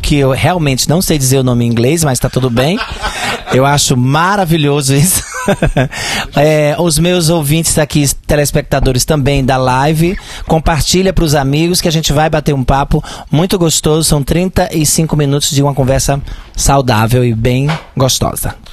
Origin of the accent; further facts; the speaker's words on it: Santa Cruz, Paraíba, Brazil; moved away as an adult; also born or lived in Juazeiro, Bahia; Eu sou paraibana, é, vivi algum tempo em Juazeiro da Bahia. Eu nasci na Paraíba